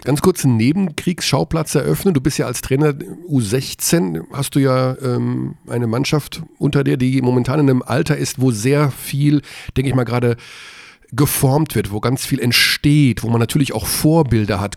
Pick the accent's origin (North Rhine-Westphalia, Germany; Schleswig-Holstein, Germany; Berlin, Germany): North Rhine-Westphalia, Germany; Hagen; ich bin Hagener. Also ich darf, gegen meine Heimatstadt darf ich ruhig hetzen